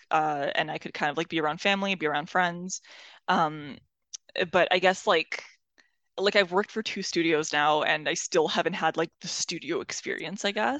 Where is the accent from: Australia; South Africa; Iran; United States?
Iran; moved away; I come from Iran